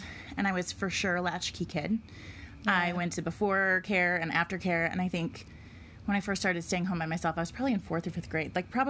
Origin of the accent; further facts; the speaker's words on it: just outside of Detroit, Michigan, United States; now in Nashville, United States; I grew up just outside of Detroit in a tiny little town that was 5 square miles, actually in the same county that Nadia's husband is from